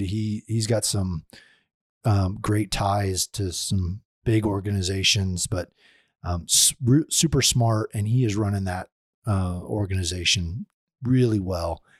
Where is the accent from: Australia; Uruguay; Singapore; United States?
United States; Oklahoma; I'm from Oklahoma